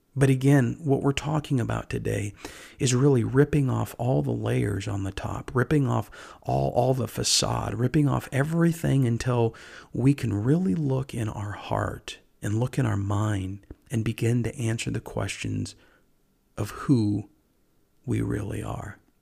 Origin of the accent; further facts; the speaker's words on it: United States; I myself was born here in America